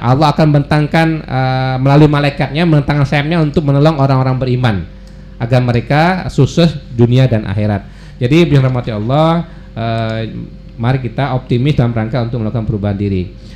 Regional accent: West Kalimantan, Indonesia; kita orang Kalimantan Barat hijrah ke Jakarta

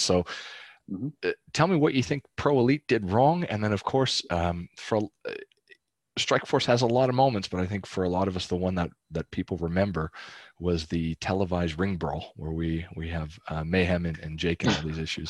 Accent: Calgary, Alberta, Canada; I'm from Calgary.

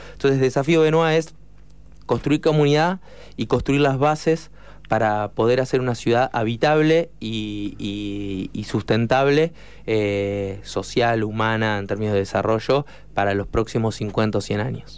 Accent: La Plata, Buenos Aires Province, Argentina; yo soy platense

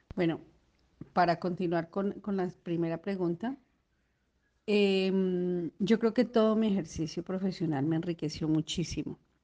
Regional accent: Bogotá, Colombia; moved away as an adult; also born or lived in Neiva, Colombia; yo soy de Colombia, yo venía de Bogotá

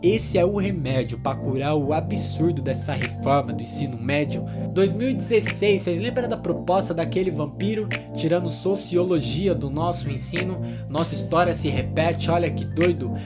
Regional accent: Marília, São Paulo, Brazil; 19 anos, nascido e criado em Marília

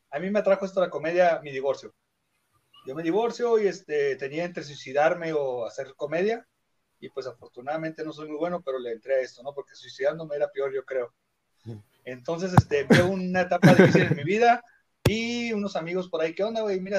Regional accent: Caborca, Sonora, Mexico; now in Tecate, Mexico; soy de Caborca, Sonora, no sé dónde sea, soy de Sonora del Norte, Caborca. Pues, Caborca. Pero la verdad, pues no miró mucha, prosperidad, ¿no? Y este decidió venirse mejor acá a rifarnos y obtener una mejor calidad de vida en Tecate. Ahorita vivo en Tecate.

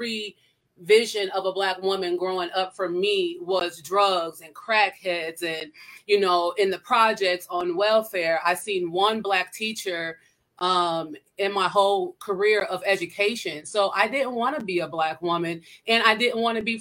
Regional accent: Iowa, United States; now in St. Louis, United States; I'm from Iowa, so I don't speak like everyone else

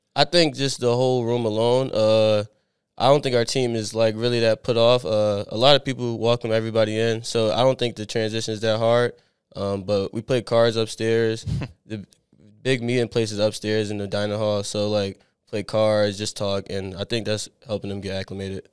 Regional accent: Abington, Pennsylvania, United States; moved away as an adult; I grew up in Abington, like, a little bit outside of Philadelphia, like, ten minutes

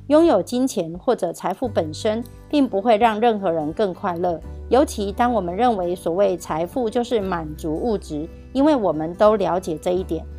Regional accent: Miaoli County, Taiwan; 今天要为大家导读的主题是建立并捍卫不易获致的储蓄金。

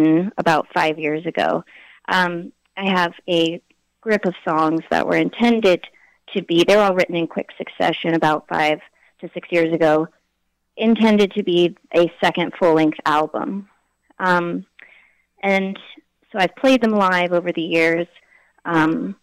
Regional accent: Oakland, California, United States; moved away as an adult; also born or lived in Berkeley, California / New York / Connecticut; now in Ohio, United States; I was raised in the Bay Area, so East Bay, California, Berkeley and Oakland, which is where I lived till right before I turned 30

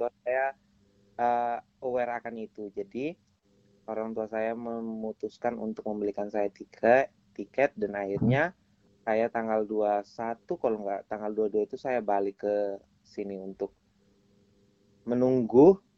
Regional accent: Kefamenanu, East Nusa Tenggara, Indonesia; saya dari NTT dan saya juga pengen sekali untuk membangun daerah saya

